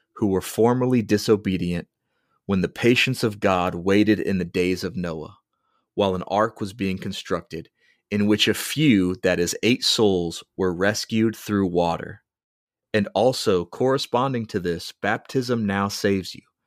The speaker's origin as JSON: {"language": "English", "country": "United States"}